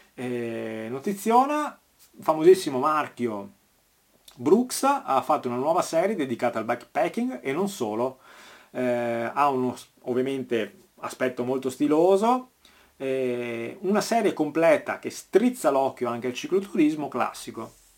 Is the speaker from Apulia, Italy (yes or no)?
no; Veneto, Italy; conterraneo qua a Veneto